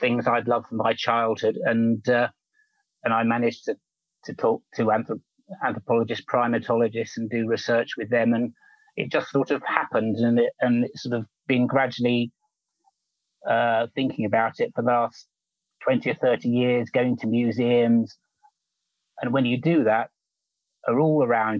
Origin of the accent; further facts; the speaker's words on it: London, United Kingdom; I was brought up in the suburbs of London, actually, not far from the Royal